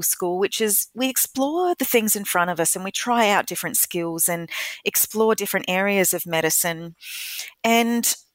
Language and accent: English; Adelaide, South Australia, Australia; moved away as an adult; also born or lived in United States / Kenya; I'm an Adelaide girl. I was born here. I grew up in Salisbury in the northern suburbs